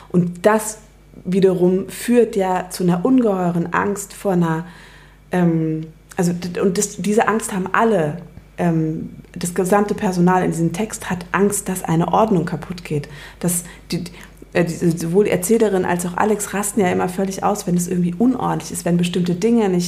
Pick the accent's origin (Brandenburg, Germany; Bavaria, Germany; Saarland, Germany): Bavaria, Germany; now in Berlin, Germany; ich komme aus Bayern.